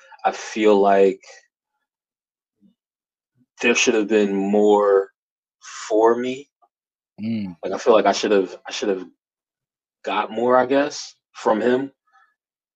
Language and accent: English; Newark, New Jersey, United States; I grew up in Newark, New Jersey